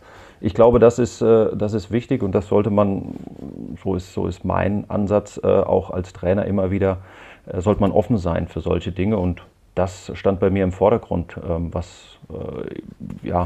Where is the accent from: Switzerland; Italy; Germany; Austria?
Germany; Hesse; zum einen äh, komme ich aus der Rhein-Main-Region und bin da natürlich auch verwurzelt